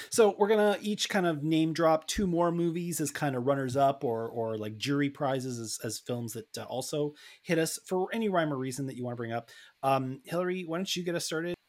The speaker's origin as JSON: {"language": "English", "town": "Toronto", "region": "Ontario", "country": "Canada", "tie": "born or raised there", "said": "my hometown of Toronto, Canada"}